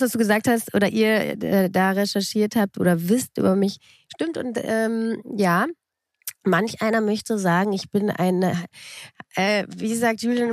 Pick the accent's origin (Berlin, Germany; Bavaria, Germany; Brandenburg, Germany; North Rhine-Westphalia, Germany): Berlin, Germany; also born or lived in Munich / Frankfurt; Ich bin mit drei Jahren nach Berlin gekommen.